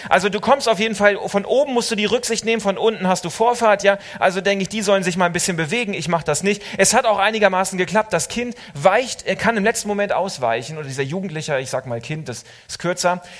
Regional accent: Suurhusen, Lower Saxony, Germany; moved away; also born or lived in Switzerland; in meiner Heimat, in Surhusen in Ostfriesland

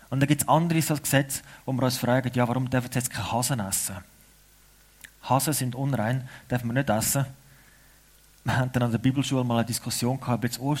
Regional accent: Switzerland; Aber es ist wichtig für uns Schweizer, damit wir eine Identität haben, damit wir wissen, warum wir als Schweizer zusammen sind.

